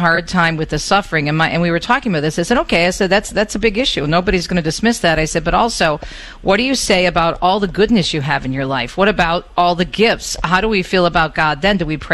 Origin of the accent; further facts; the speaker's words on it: Michigan, United States; originally from my home state of Michigan